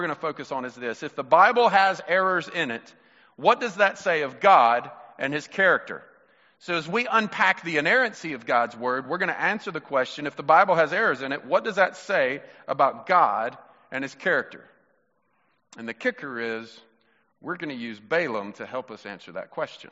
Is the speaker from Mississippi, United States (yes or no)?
yes; Mississippi, United States; You're my brother, and we're from Mississippi